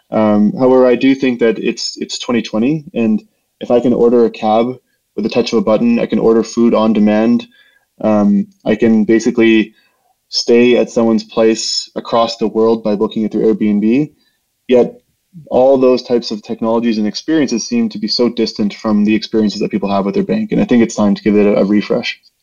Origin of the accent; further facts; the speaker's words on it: Saskatchewan, Canada; also born or lived in Winnipeg, Manitoba; now in Calgary, Canada; I grew up in uh, in a small community in Saskatchewan